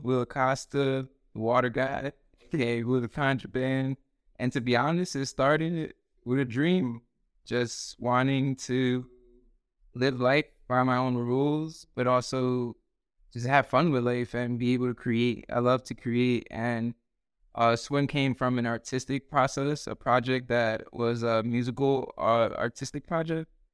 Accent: New York City, New York, United States; also born or lived in Dominican Republic / New Jersey; now in North Carolina, United States; born in Queens, uh, grew up there, but then I moved actually to the Dominican Republic for, like, a few years to my grandparents

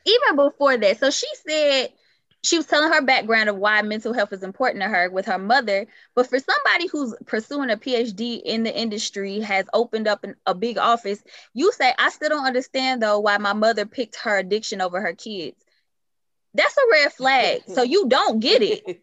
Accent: Chicago, Illinois, United States; I'm from Chicago, so even with family

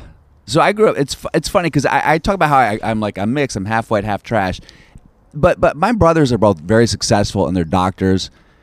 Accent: the South, United States; accent: Southern; when I drink or when I'm tired, my Southern accent comes out a little bit more.

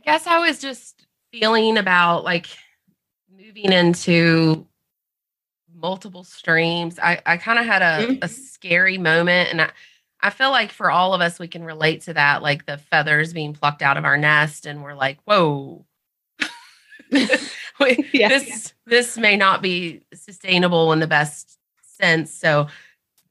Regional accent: the South, Southern United States, United States; accent: Southern

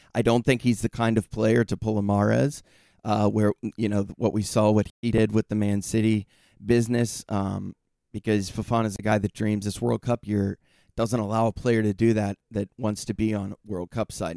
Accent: United States; now in San Diego, United States; as an American

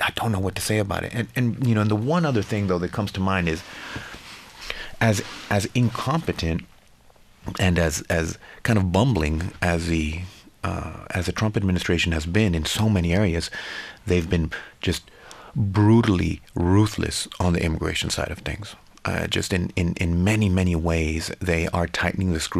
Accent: Laredo, Texas, United States; I'm from Laredo, which is the city where Rosa was living. And, you know, we're a small community

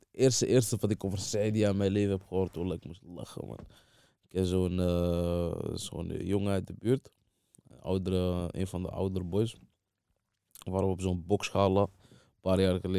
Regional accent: Saidia, Oriental, Morocco; Maar ik kom van Saidia, ja.

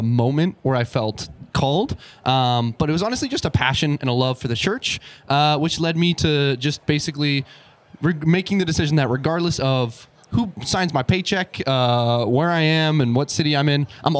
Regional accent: Calgary, Alberta, Canada; I'm also from Calgary

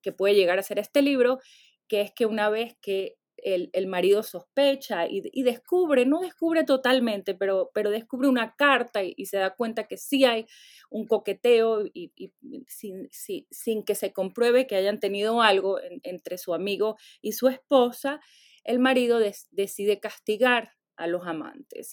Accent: Venezuela; now in United States; nací en Venezuela, puedo, podría añadir también, pero tengo muchos años viviendo en Estados Unidos

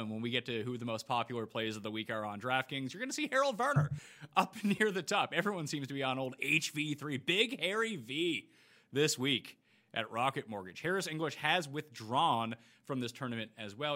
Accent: Canada; being Canadian

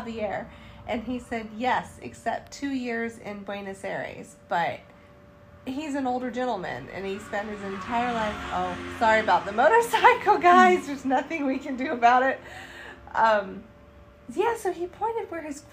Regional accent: Charlotte, North Carolina, United States; I said, North Carolina. And he said, Charlotte? And I said, yes.

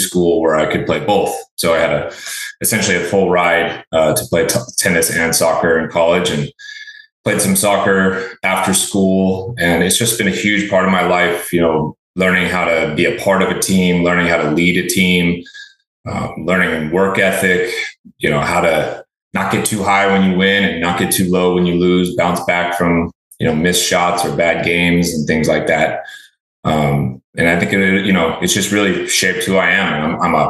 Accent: Chico, California, United States; now in Austin, United States; I actually grew up in a small town called Chico, California, Northern California

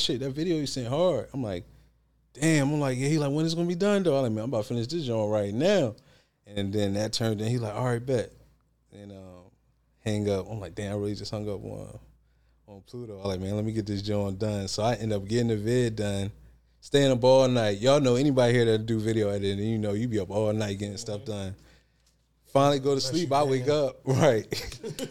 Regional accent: Philadelphia, Pennsylvania, United States; I'm from Philly for real

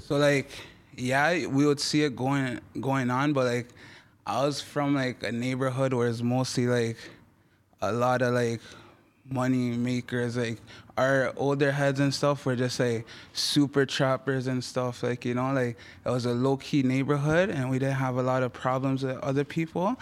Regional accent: Toronto, Ontario, Canada; first language French; English is a second language; also born or lived in Montreal; actually born in Montreal, right? And then I moved to Toronto, eh, at three

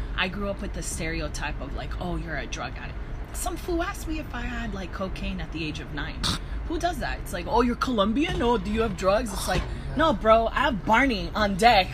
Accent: Downey, California, United States; also born or lived in South Gate, California / Koreatown, Los Angeles; now in Los Angeles, United States; my parents had me in Southgate, and then when I was like in maybe in elementary school, we moved over to Downey

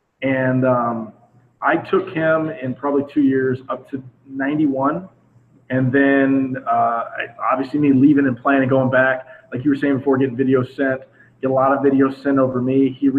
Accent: the South, United States; especially like I was saying, I'm from the South. We're a seasonal town where we go from football, basketball, baseball.

